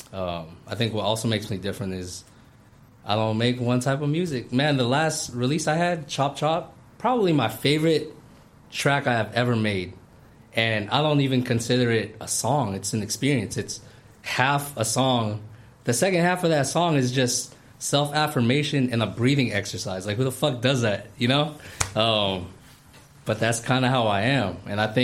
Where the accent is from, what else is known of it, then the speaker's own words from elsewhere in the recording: California, United States; moved away as an adult; also born or lived in Philippines; a Filipino-American born and raised in California who fucking moved to the Philippines